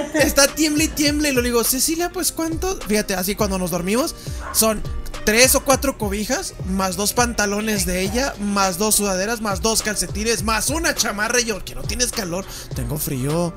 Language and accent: Spanish; Mexico; somos gordos mexicanos